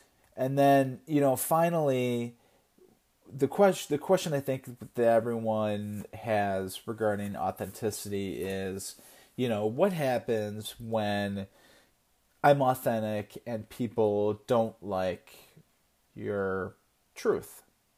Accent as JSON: {"language": "English", "region": "Connecticut", "country": "United States", "said": "I'm from Connecticut"}